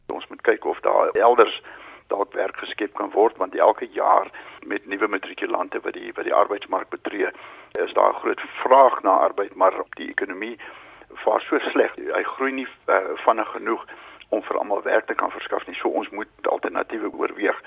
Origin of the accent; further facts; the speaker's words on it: South Africa; as Suid-Afrikaners